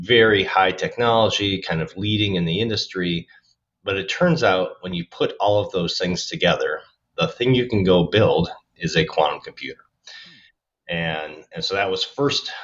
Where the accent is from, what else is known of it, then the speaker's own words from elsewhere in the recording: Minnesota, United States; I grew up in Minnesota